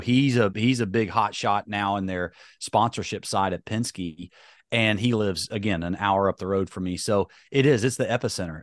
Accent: High Point, North Carolina, United States; because I've grown up in North Carolina

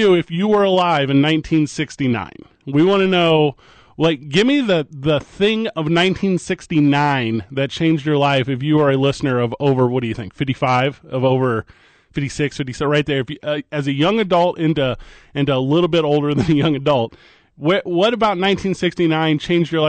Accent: St. Louis, Missouri, United States; now in Albuquerque, United States; I come from St. Louis, Missouri

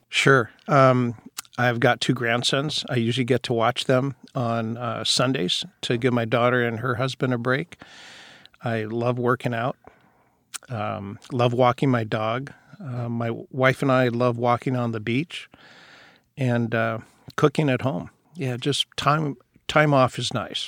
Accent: Seattle, Washington, United States; I was born and raised down in Rainier Valley. So I've been in Seattle my entire life.

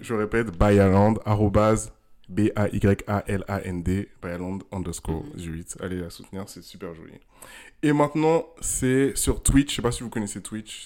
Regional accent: Ghana; moved away; also born or lived in Togo; j'ai grandi au Ghana

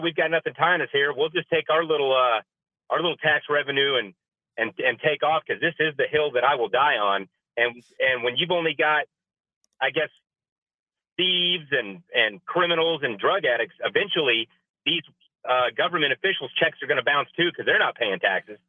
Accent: Texas, United States; now in New Mexico, United States; I'm from Texas

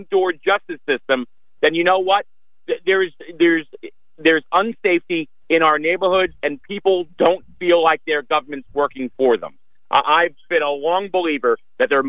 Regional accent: Mastic Beach, New York, United States; I grew up in Bassett Beach

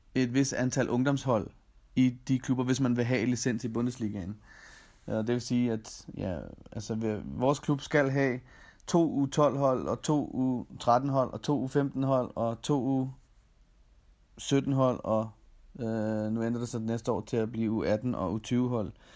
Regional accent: Denmark; moved away as an adult; now in Austria; man har efterladt al familie og venner øh, hjemme i Danmark

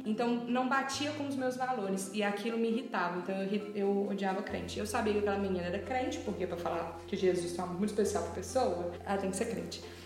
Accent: Tiradentes, Minas Gerais, Brazil; moved away as an adult; now in Belo Horizonte, Brazil; moro em BH, mas não sou de BH moro aqui há seis anos, sou de Tiradentes

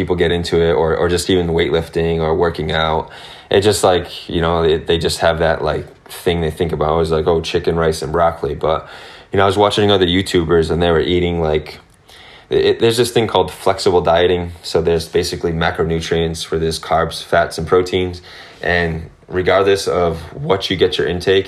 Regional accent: Massachusetts, United States; I grew up here.

